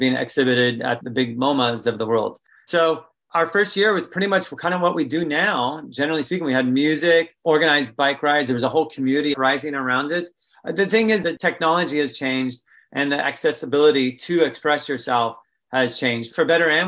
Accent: California, United States; moved away; I'm from California originally

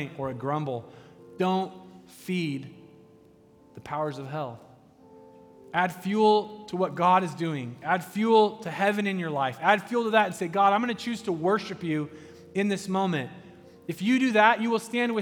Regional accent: United States; I'm an American

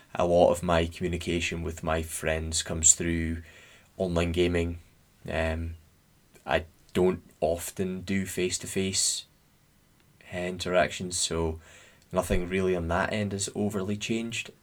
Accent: Scotland, United Kingdom; we're Scottish

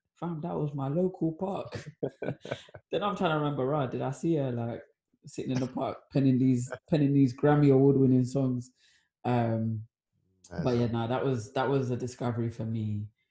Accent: London, United Kingdom; moved away; also born or lived in Kent; I moved to Kent with mum, but like for me, I'm still South London. Like at the point in which we moved, my attachment to South London was just too much. So I'm never going to claim that Kent place.

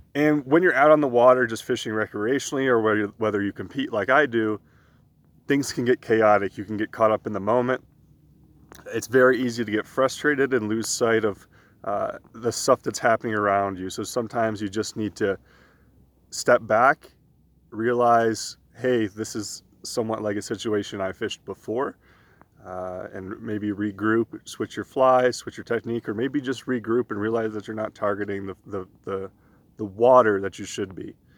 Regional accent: East Coast, United States; moved away; also born or lived in New York / Pennsylvania; I grew up on the East Coast in New York and in Pennsylvania doing a lot of my fishing there

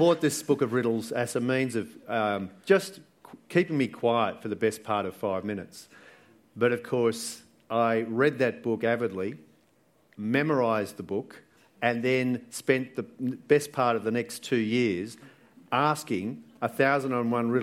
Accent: Sydney, New South Wales, Australia; growing up in Balgala and in Sydney

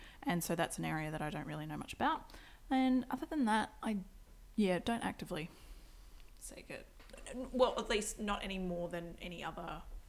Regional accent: Australia; being an Australian history student in high school

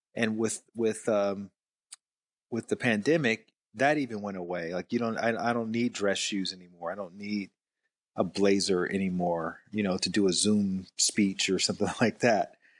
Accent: Alabama, United States; now in Atlanta, United States; I actually grew up in Alabama

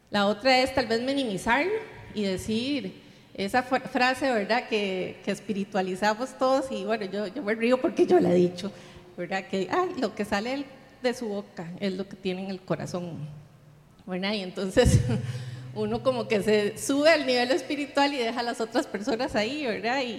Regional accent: Viña del Mar, Valparaíso, Chile; Aquí los que, los que somos de Viña estamos acostumbrados a, las, a, que hablamos mucho de las heridas del pasado, ¿verdad?

